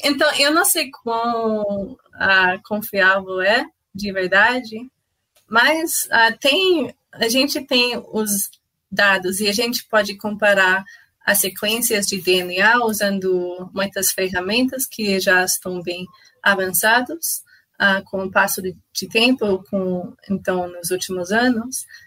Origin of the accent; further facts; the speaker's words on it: Canada; Portuguese is a second language; moved away as an adult; now in Brazil; eu sou canadense. Ah, ah, sim, eu, eu me mudei para o Brasil ah, um ano atrás